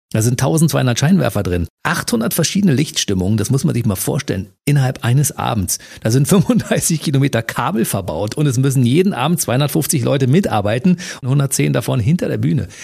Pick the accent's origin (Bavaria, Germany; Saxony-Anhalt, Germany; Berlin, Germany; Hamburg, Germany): Berlin, Germany; Ich komme aus, aus Ostberlin, also DDR